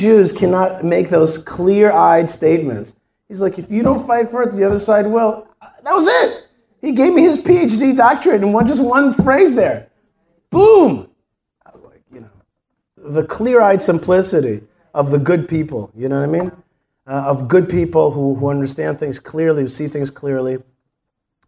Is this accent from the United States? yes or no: no; Israel; I'm from Israel